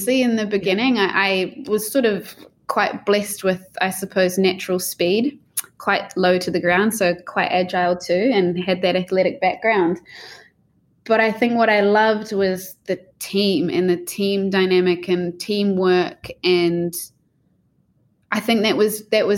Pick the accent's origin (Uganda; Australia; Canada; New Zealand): New Zealand; growing up in New Zealand